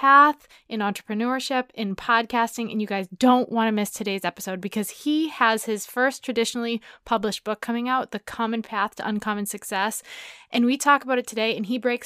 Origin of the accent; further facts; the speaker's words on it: New Hampshire, United States; I grew up in New Hampshire